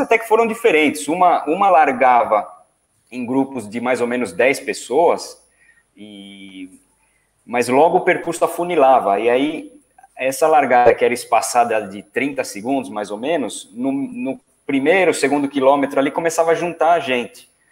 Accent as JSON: {"language": "Portuguese", "region": "São Paulo", "country": "Brazil", "tie": "born or raised there", "said": "quando eu era adolescente, lá em São Paulo"}